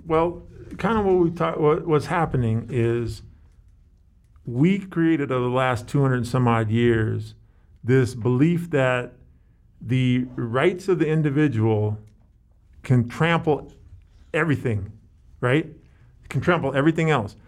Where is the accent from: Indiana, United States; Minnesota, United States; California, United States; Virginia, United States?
California, United States; San Francisco; I grew up in San Francisco